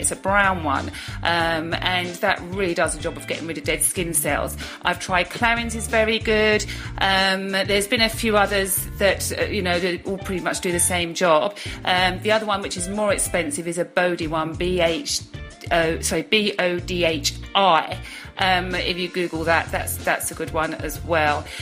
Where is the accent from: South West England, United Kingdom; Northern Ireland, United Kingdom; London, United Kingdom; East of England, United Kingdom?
East of England, United Kingdom; Brentwood; my hometown of Brentwood